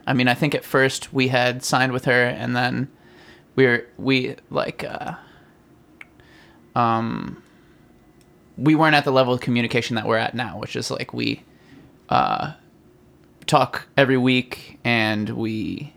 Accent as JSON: {"language": "English", "town": "Harrisonburg", "region": "Virginia", "country": "United States", "tie": "born or raised there", "said": "my hometown in Harrisonburg, Virginia"}